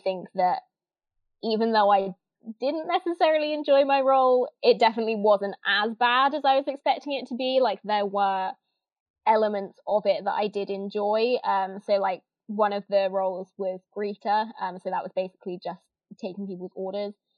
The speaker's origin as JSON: {"language": "English", "town": "Northampton", "region": "East Midlands", "country": "United Kingdom", "also_born_or_lived": "Kettering", "said": "I'm from Northampton, England"}